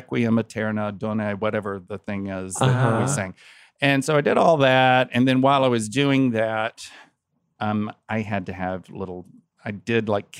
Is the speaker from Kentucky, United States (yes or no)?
yes; Kentucky, United States